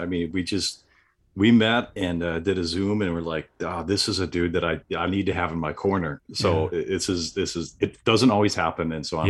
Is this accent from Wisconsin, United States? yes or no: yes; Random Lake, Wisconsin, United States; so I'm from Southeast Wisconsin, a really small town. Oddly enough, it's called Random Lake, and I get a lot of jokes about that because yes, there's a lake there, and that is pretty random.